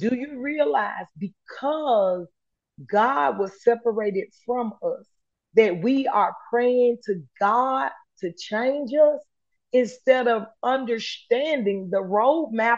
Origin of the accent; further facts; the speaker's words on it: United States; accent: Ebonics; first language Ebonics; I was raised in America